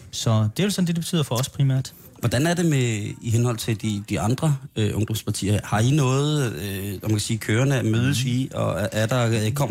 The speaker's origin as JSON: {"language": "Danish", "town": "Randers", "region": "Central Denmark Region", "country": "Denmark", "said": "Jeg er fra Randers."}